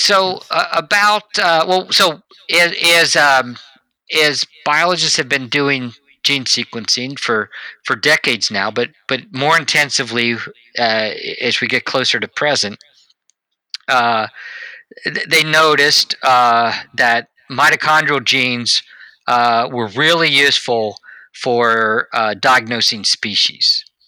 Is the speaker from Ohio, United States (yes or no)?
yes; Cincinnati, Ohio, United States; I grew up around Cincinnati